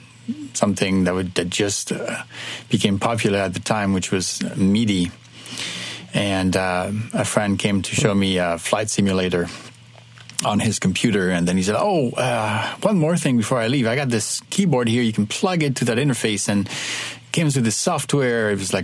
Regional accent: Kinshasa, DR Congo; also born or lived in Ivory Coast; I am French, but I was born and raised in West Africa. My dad was an architect and worked his entire career in Africa from the 50s on to the 90s. So I was born there, Ivory Coast. I grew up in Kinshasa in what is now the DRC.

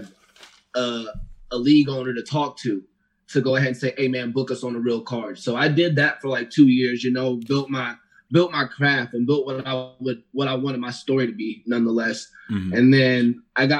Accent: Miami, Florida, United States; moved away as an adult; now in Denver, United States; I grew up in Florida. Like, I grew up in Miami, Florida

